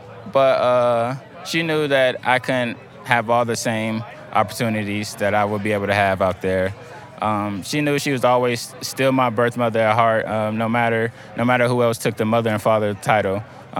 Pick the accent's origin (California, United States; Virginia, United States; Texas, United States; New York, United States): Virginia, United States; Newport News; I'm originally from Newport News, Virginia. You know, we were just bouncing around from place to place, time to time.